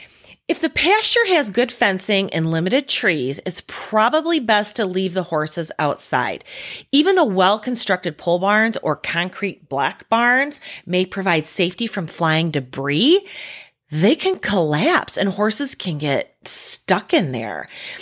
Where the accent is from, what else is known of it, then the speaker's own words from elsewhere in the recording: Midwest, United States; We're from the Midwest. It's just a bad thunderstorm.